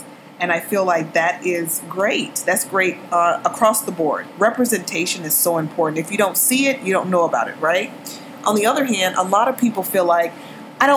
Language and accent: English; Texas, United States; moved away as an adult; now in Los Angeles, United States; I grew up in Texas